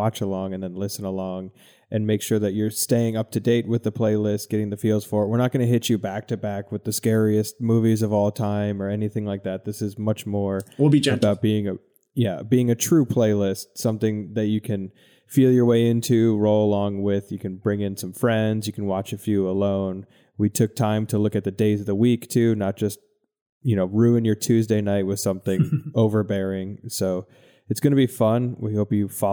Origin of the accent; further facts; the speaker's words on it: Northeast, United States; now in Brooklyn, United States; Growing up in the Northeast